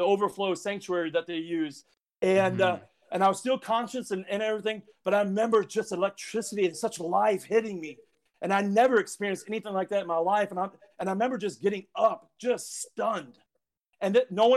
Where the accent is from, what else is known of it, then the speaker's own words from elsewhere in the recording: South Dakota, United States; moved away; I'm from South Dakota